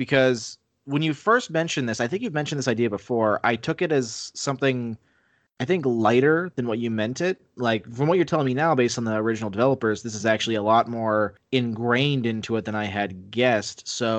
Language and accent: English; United States; I am an American